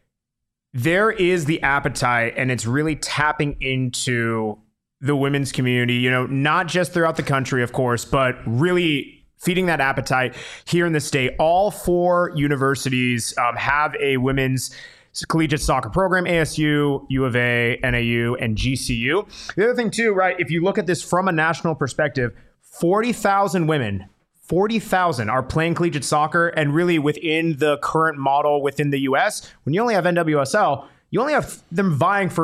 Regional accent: Oro Valley, Arizona, United States; growing up in Oro Valley

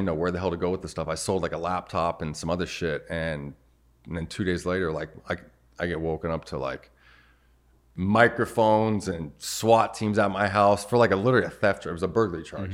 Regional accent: Arizona, United States; Born and raised in Arizona.

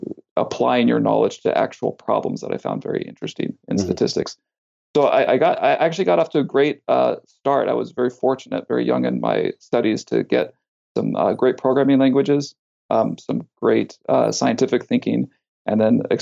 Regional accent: California, United States; also born or lived in Kansas; now in Baltimore, United States; I'm actually from California, so I'm used to the earthquakes and fires. And then I lived in Kansas

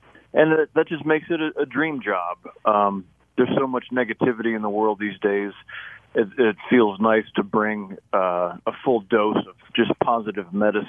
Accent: Minooka, Illinois, United States; He was the mayor of Manuka, my hometown.

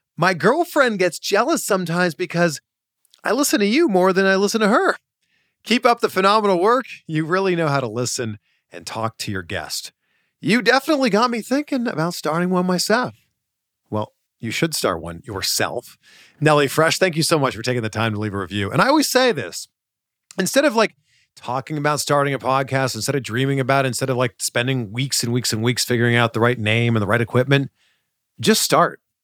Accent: Canada; grew up playing baseball, hockey, of course, because I grew up in Canada

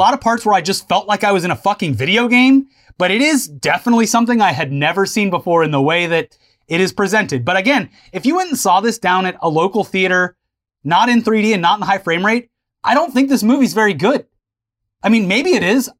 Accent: the South, United States; I am literally born and raised in the South

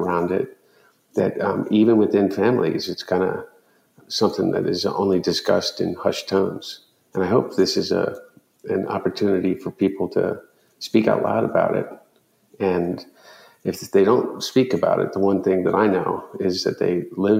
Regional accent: Delaware, United States; growing up in Delaware

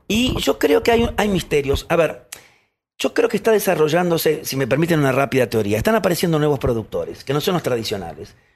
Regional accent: Buenos Aires, Argentina; Yo nací acá en Buenos Aires, nací ahí y, a ver, tuve una vida bellísima con mi hermano y con mis padres

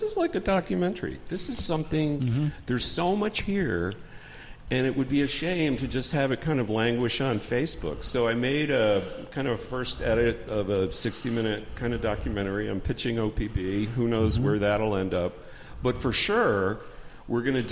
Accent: New Jersey, United States; moved away; also born or lived in Washington, D.C.; I'm from New Jersey

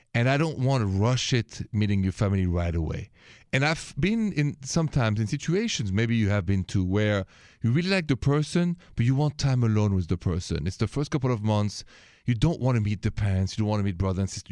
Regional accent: France; accent: French; My accent is French

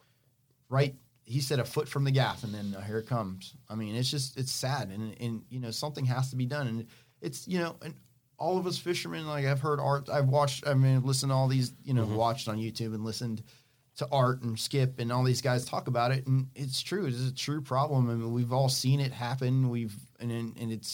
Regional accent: Florida, United States; I was born and raised in Florida

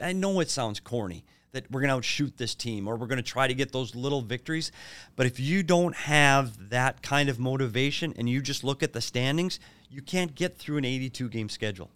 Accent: Minnesota, United States; now in Arizona, United States; I'm still a Minnesota kid, so I'm gonna root for my hometown teams

